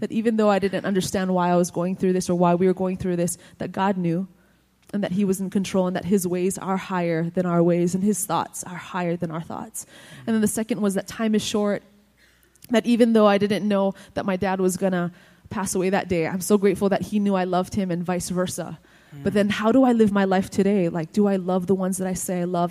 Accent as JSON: {"language": "English", "region": "Hawaii", "country": "United States", "said": "I'm from Hawaii."}